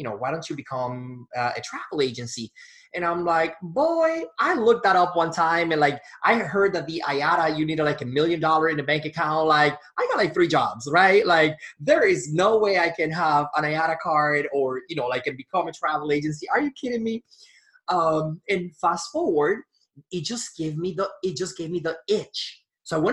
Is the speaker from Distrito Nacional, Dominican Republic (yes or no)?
no; Punta Cana, La Altagracia, Dominican Republic; moved away as an adult; now in Milwaukee, United States; I was born in Punta Cana, Dominican Republic, and I was living in Milwaukee, Wisconsin